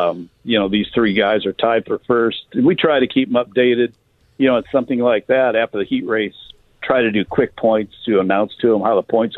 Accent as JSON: {"language": "English", "town": "Detroit", "region": "Michigan", "country": "United States", "said": "I'm from Detroit, so Motown 60s and 70s."}